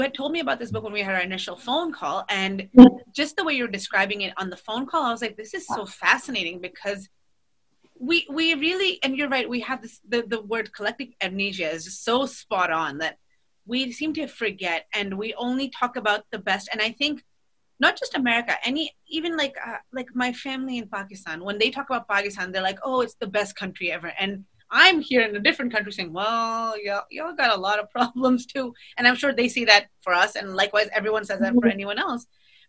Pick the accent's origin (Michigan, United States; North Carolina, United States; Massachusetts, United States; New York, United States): Massachusetts, United States; Boston; moved away as an adult; now in Texas, United States; growing up in Boston